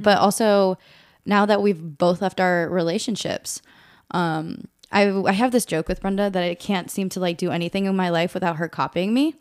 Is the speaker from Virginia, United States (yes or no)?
yes; Northern Virginia, United States; also born or lived in Monterey, California; grew up also here in the Nova area.